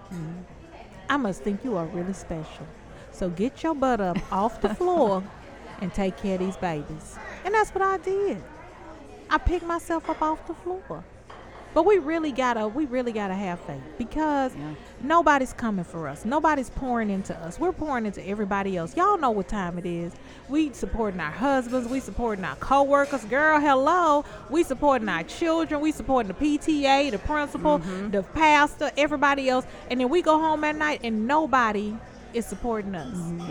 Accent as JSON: {"language": "English", "region": "Louisiana", "country": "United States", "moved": "yes"}